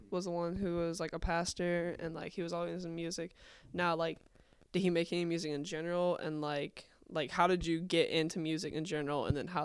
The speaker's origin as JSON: {"language": "English", "region": "Arkansas", "country": "United States", "moved": "yes", "said": "I'm from Arkansas originally"}